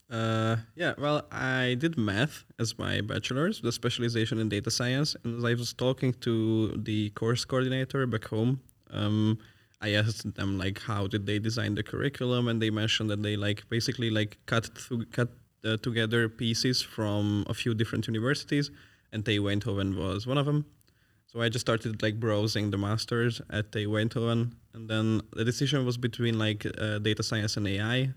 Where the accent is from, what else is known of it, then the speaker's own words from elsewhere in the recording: Hungary; now in Netherlands; I'm from Hungary.